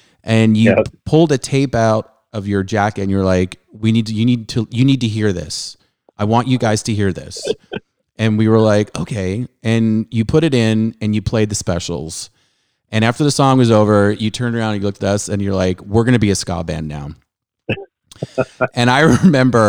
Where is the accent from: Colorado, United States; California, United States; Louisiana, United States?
California, United States; Southern; growing up in Southern California